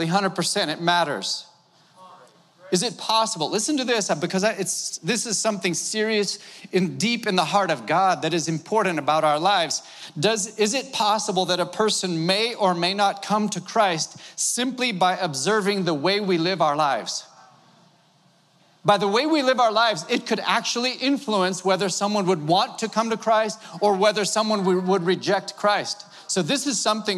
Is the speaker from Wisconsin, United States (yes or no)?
yes; Wisconsin, United States; moved away; I was born in Wisconsin